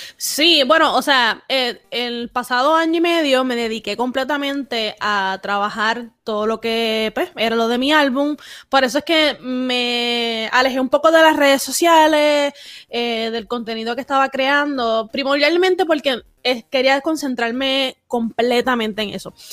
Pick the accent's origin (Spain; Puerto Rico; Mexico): Puerto Rico; soy una boricua bien rara